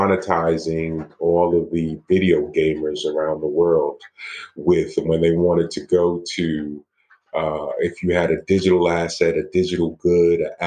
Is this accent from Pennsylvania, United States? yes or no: no; New York City, New York, United States; also born or lived in Miami / Medellin; I'm from Brooklyn, New York